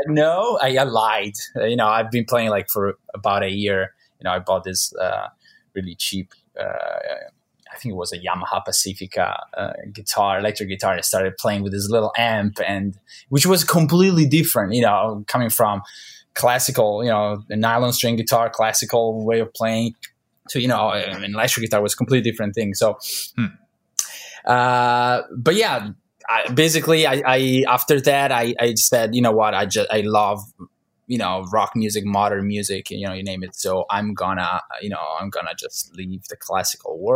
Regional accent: Milan, Lombardy, Italy; moved away as an adult; now in United States; I'm from Milan, Italy, and that is where I grew up till I was about 25

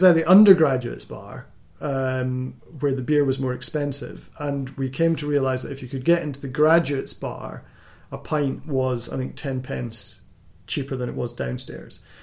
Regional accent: Scotland, United Kingdom; I'm from Scotland, so our, our education system's slightly different

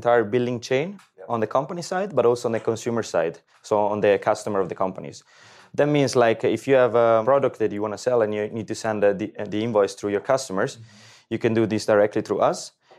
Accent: Rimini, Emilia-Romagna, Italy; English is a second language; now in Switzerland; I'm originally from Italy, from Rimini, known as a party town.

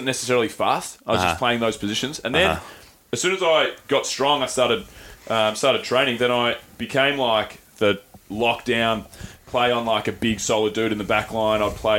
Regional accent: Australia; I've never been more embarrassed to be an Aussie in my life.

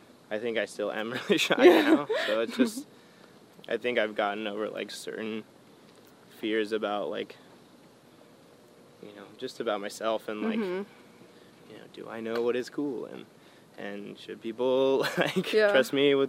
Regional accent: Glendora, California, United States; also born or lived in Arcadia, California / Orange County, California; I grew up in Glendora, which is like a little bit east of there

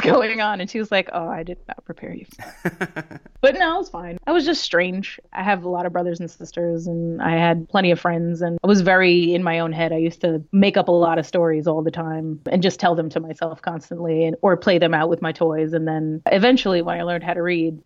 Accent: New York City, New York, United States; first language Spanish; English is a second language; I grew up in New York City. I grew up in the Lower East Side, Alphabet City

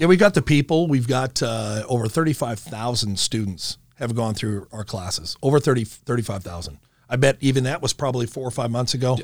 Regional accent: Omaha, Nebraska, United States; I grew up in Millard, and, uh, in this area, as, as a matter of fact, down the street

